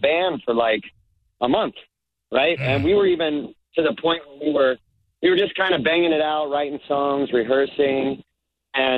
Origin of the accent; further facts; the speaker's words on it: Southern California, United States; I grew up in Southern California